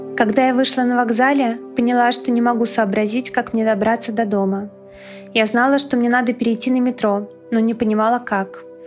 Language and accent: Russian; Russia; moved away as an adult; вернуться домой, в Россию. Вся моя работа, вся моя жизнь, мои мама и сестра там